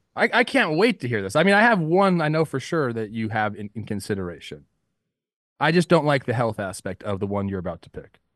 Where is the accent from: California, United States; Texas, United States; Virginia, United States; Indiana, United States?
California, United States; Los Angeles; It's my hometown team, the Los Angeles Dodgers